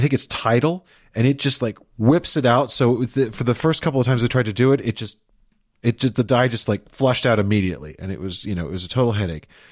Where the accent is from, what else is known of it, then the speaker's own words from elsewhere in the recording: Chicago, Illinois, United States; in my hometown of Chicago, Illinois, in my youth